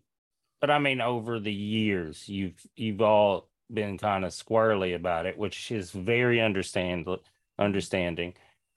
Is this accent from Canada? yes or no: yes; Canada; And yeah, I'm a Canadian. Like, I'm not doing this, you know, this isn't my lifestyle.